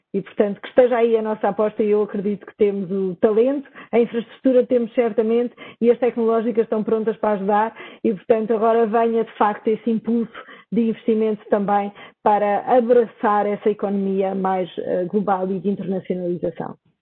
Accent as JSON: {"language": "Portuguese", "country": "Portugal"}